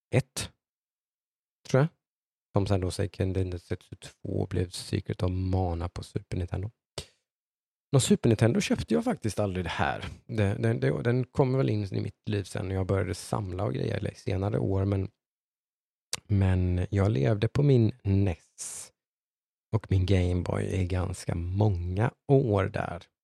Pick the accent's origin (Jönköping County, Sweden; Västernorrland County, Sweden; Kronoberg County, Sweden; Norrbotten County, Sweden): Jönköping County, Sweden; Äng; also born or lived in Eksjö; uppvuxen i ett litet samhälle som heter Äng utanför Nässjö